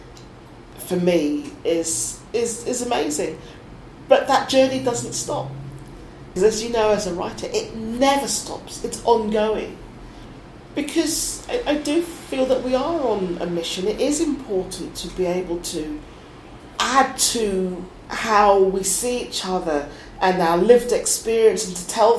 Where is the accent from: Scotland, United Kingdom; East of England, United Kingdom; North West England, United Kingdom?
East of England, United Kingdom; Suffolk; also born or lived in East London; I was born in East London, we moved to Suffolk